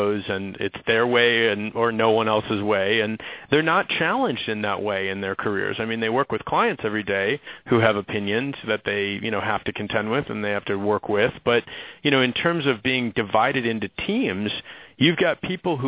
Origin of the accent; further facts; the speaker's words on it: Minneapolis, Minnesota, United States; I grew up in Minneapolis. I mean, that is Target town and where Target's based